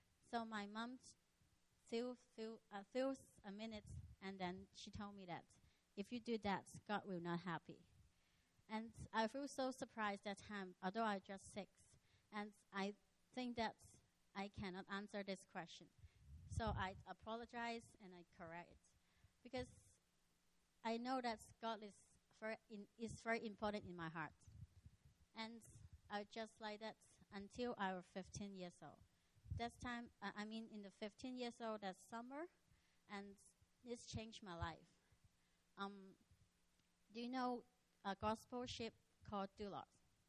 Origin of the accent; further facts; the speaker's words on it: Macau; also born or lived in Hong Kong; So when I was six, I was born in Hong Kong. And Hong Kong is just so near. You need to take 1 hour ferry to Macau. And when I'm six, our whole family moved to Macau.